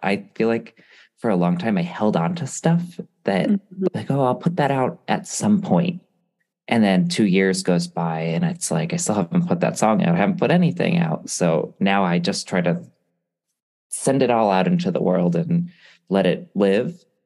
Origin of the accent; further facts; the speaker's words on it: Connecticut, United States; also born or lived in Hawaii; I'm from Connecticut